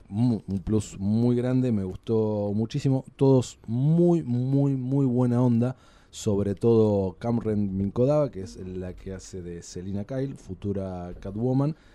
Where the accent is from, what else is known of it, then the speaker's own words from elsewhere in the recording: Buenos Aires, Argentina; nos alimentamos eh, los porteños